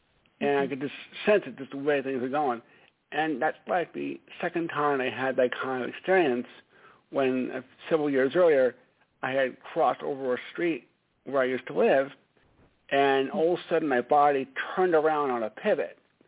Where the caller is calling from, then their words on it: Stamford, Connecticut, United States; … from Stamford, Connecticut.